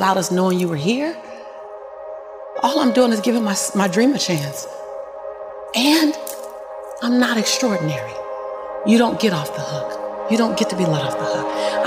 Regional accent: Los Angeles, California, United States; born and raised in South Central

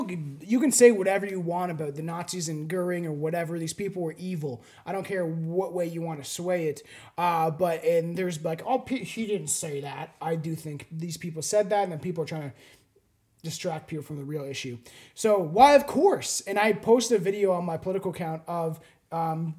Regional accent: Canada; I'm Canadian.

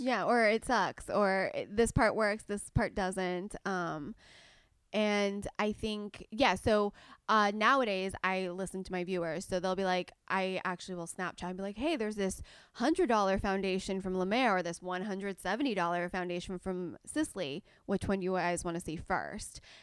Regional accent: Southern California, United States; I was born and raised in Southern California

